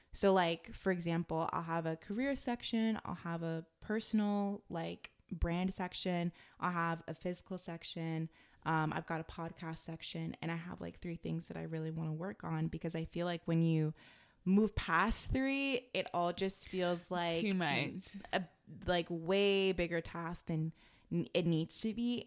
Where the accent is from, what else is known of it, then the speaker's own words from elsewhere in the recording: United States; growing up in America